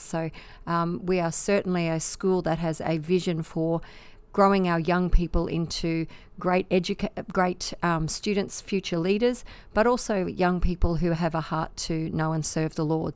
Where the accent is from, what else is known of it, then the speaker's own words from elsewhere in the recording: Australia; we really are living in the lucky country